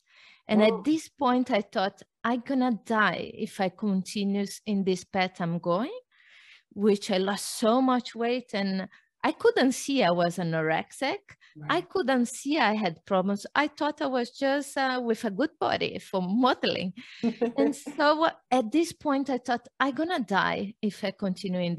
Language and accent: English; Brazil; moved away; I was born in Brazil. My mother was a fitness trainer, and I grew up knowing about exercise every day, everywhere